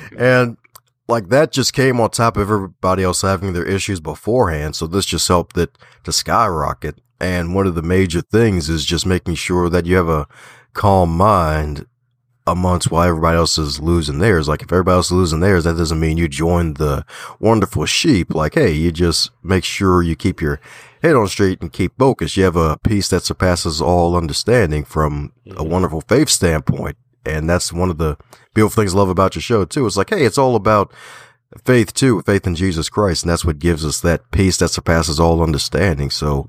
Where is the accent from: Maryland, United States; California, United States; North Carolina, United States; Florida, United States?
Maryland, United States; Baltimore; I'm like, I'm from Baltimore. Don't worry. Just because I put the T in there, I'm still from Baltimore here.